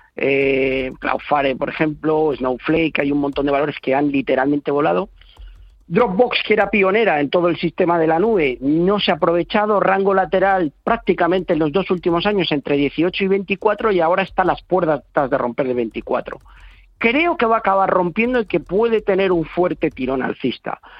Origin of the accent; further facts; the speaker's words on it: Tordesillas, Castile and León, Spain; moved away; de mi pueblo, que siempre lo digo a mucha honra, que es Tordesillas